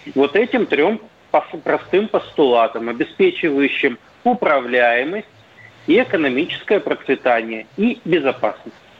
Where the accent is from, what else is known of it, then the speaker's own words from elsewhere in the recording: Perm, Perm Krai, Russia; я вот сам из Перми